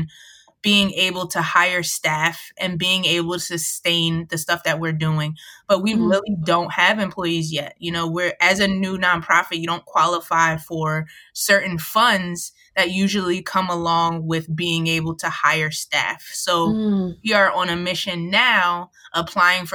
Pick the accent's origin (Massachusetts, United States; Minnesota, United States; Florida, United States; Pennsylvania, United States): Pennsylvania, United States; Montgomery County, outside Philadelphia; now in Philadelphia, United States; I was raised outside of Philly in the suburbs in Montgomery County